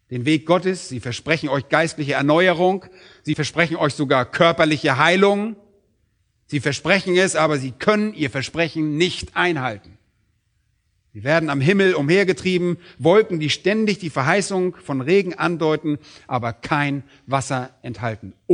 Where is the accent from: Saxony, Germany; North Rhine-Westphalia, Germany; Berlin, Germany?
Berlin, Germany; Und als Berliner sind wir nicht gerade so landwirtschaftlich geprägt.